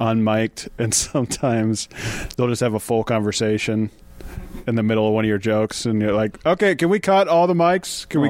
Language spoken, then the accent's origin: English; Detroit, Michigan, United States; I like Detroit. I was born in Detroit.